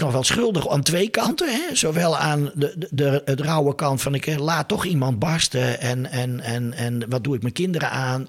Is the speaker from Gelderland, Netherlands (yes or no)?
no; Leeuwarden, Friesland, Netherlands; Ik ben geboren in Leeuwarden. Ik ben er wel even weg geweest.